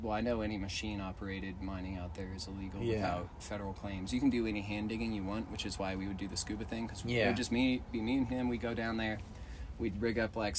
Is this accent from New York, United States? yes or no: no; California, United States; moved away; I grew up in California diving out there.